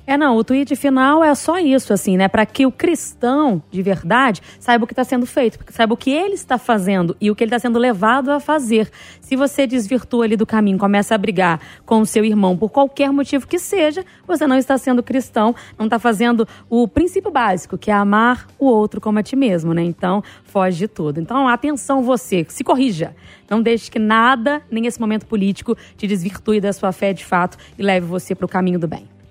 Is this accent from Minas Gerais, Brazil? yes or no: no; Bahia, Brazil; moved away; na minha infância, lá na Bahia, lá em Itabaporanga, Patão, distrito que eu morava